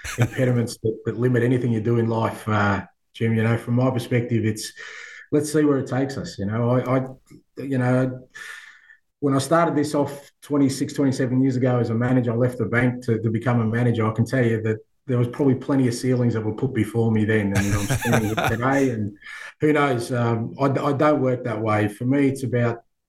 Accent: Australia; I grew up in Australia where we love sport

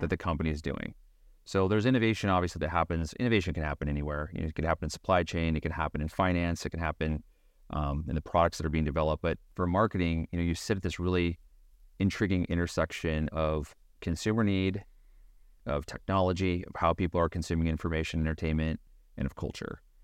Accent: Beaverton, Oregon, United States; I grew up in Beaverton, Oregon.

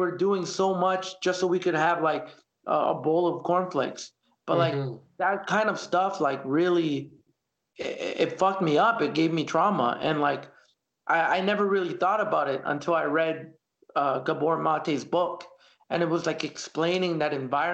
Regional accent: Canada; also born or lived in El Salvador; growing up here in Canada

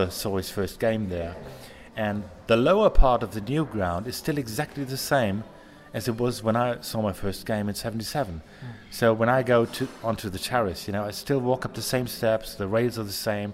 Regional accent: Ruhr area, near Dortmund, North Rhine-Westphalia, Germany; English is a second language; also born or lived in Baltic Sea; when I was 1 year old, my family moved away from Dortmund, just 20 minutes down the road

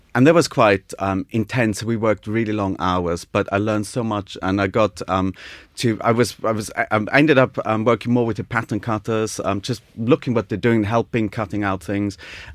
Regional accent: United Kingdom; I'm a British student, so I obviously know what I'm doing. So this is a very new thing for them. Everyone else was Italian.

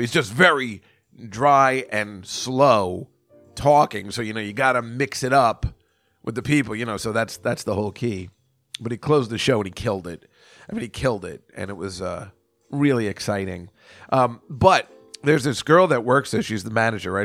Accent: New Brunswick, New Jersey, United States; New Brunswick, New Jersey, I mean, that's my hometown

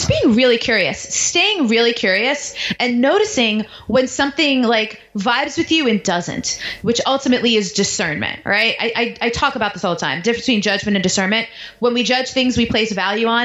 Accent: New York, United States; moved away; also born or lived in Baltimore / Washington, D.C.; I grew up in New York

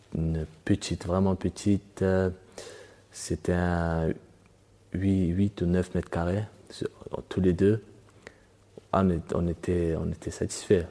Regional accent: France; also born or lived in Dagestan, Russia; je suis né au Daghestan et à 8 ans, je suis arrivé en France avec la famille

